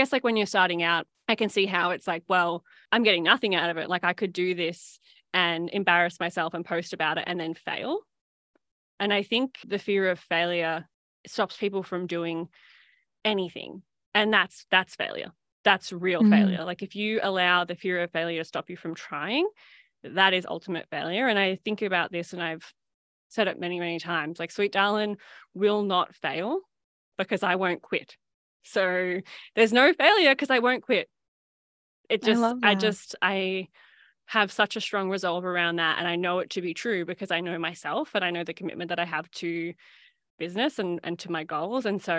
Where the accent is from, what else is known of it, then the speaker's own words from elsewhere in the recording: Shepparton, Victoria, Australia; obviously I grew up in Shepparton. And so, you know, when I see someone from Shepparton order, chances are I'm like, oh yeah, I know who that is.